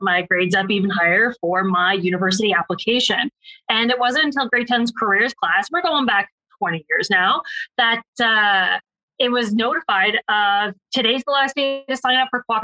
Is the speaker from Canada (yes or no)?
yes; Ontario, Canada; I'm actually from Ontario